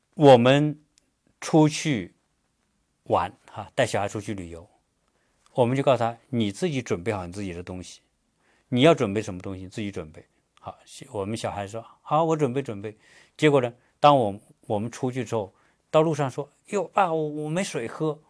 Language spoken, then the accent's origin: Chinese; China; now in United States; 我们中国人